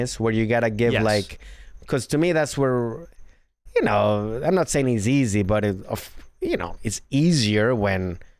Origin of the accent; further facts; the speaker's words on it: Norway; accent: Norwegian; English is a second language; moved away as an adult; now in Nottingham, United Kingdom; Well, I'm not from I'm from Norway, but I've lived now in Nottingham for 5 years.